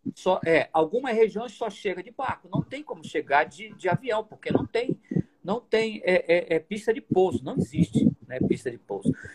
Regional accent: Manaus, Amazonas, Brazil; já nasci aqui em Manaus mesmo, toda a minha família toda já é dessa, dessa, dessa região

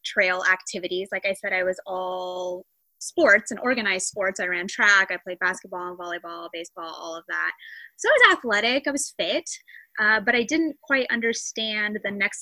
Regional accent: Springfield, Missouri, United States; I grew up here in Springfield, Missouri, predominantly. We did move around a little when I was young, but for the most part, I've spent all of my life in Missouri

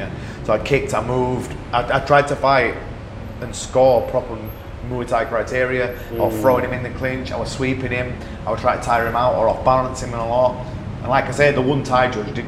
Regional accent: England, United Kingdom; my home country

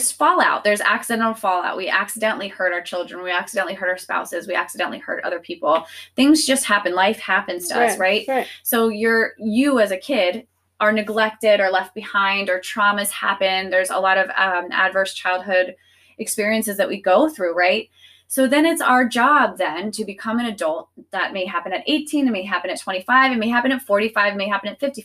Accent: the South, United States; I'm born and raised in the South

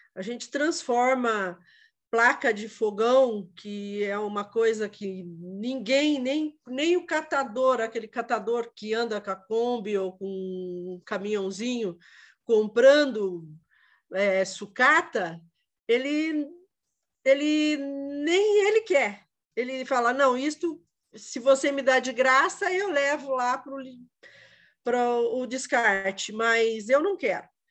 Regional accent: Quatro Barras, Paraná, Brazil; Eu sou de Quatro Barras

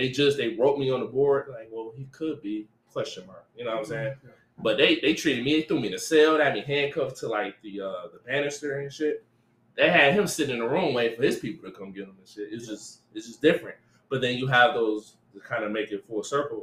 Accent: Detroit, Michigan, United States; also born or lived in San Diego; So I'm from Linwood. So I'm from 6 Mile in Detroit.

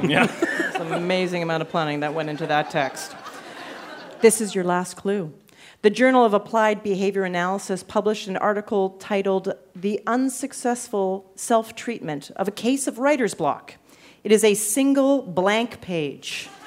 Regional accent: Canada; Yeah, I'm from Canada. I'm from Canada

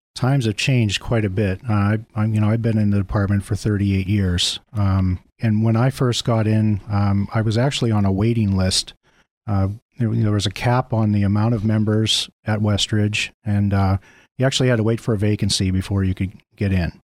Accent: Mill Creek, United States; I, um, actually grew up in Mill Creek

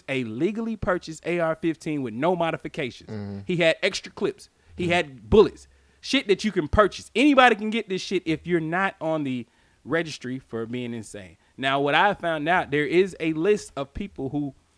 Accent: United States; as an American

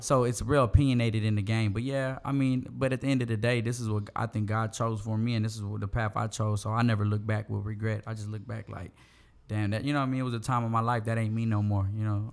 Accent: Houston, Texas, United States; I'm from the southeast side of Houston. I'm from Meadowbrook.

